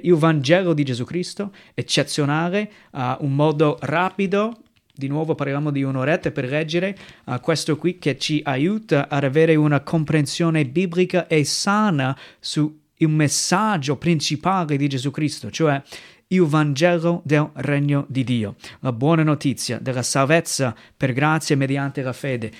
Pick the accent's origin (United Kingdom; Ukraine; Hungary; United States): United States; Italian is a second language; moved away as an adult; now in Italy; vengo dai Stati Uniti, eh, subito riesci a capire che ho un accento diverso, non sono italiano